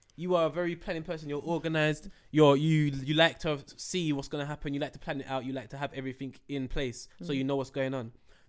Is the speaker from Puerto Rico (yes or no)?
no; England, United Kingdom; In England, we're not taught that we're English. That's the only reason why we're so inquisitive.